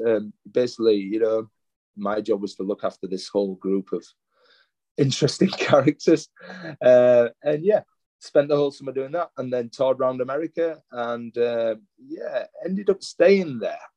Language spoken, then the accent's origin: English; Leeds, Yorkshire and the Humber, United Kingdom; moved away as an adult; now in Adelaide, Australia; my hometown of Leeds